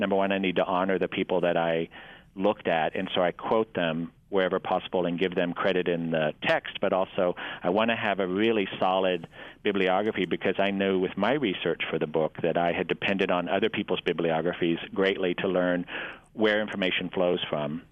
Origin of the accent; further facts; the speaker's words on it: Abilene, Texas, United States; also born or lived in New York; now in Des Moines, United States; I grew up in Abilene, Texas, in West Texas, a town of about 90,000